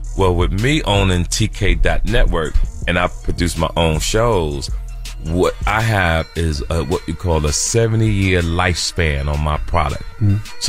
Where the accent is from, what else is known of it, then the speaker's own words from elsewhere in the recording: Jersey City, New Jersey, United States; We're all from Jersey City, New Jersey.